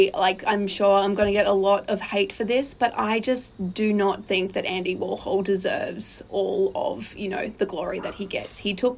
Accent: Brisbane, Queensland, Australia; also born or lived in Mount Gambier, South Australia; I was born in South Australia, in Mount Gambier, but I am a Queenslander through and through.

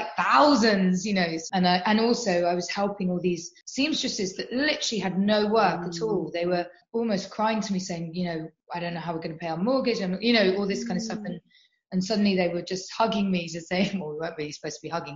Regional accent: London, United Kingdom; moved away as an adult; now in Somerset, United Kingdom; I grew up in London. I was born there

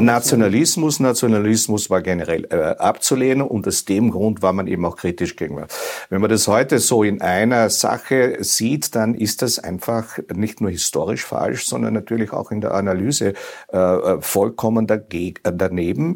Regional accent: Austria; als Österreicher

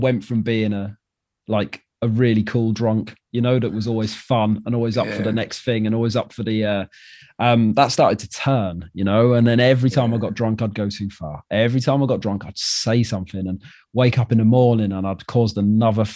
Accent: Wales, United Kingdom; moved away as an adult; I'm from Wales and I moved here.

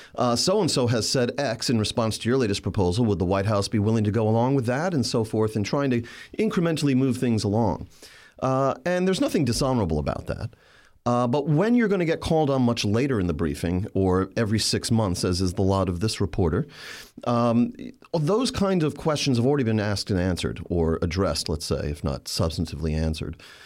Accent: New York City, New York, United States; Staten Island, which is my hometown in New York

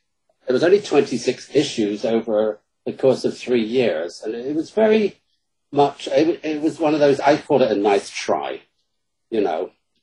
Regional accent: United Kingdom; accent: British; now in Chicago, United States; And my British accent in Chicago works wonders.

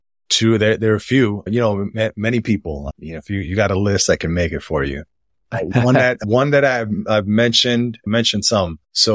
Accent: United States; but I was born and raised in the United States. Even though my family is from the Dominican Republic and I am Black and identify as Black and I've grown up that way in the United States

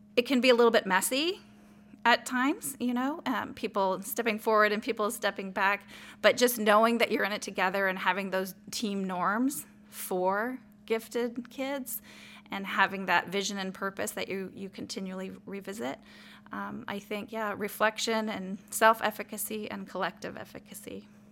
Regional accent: El Paso, Texas, United States; I was raised in El Paso, Texas, and I was raised in a minority town

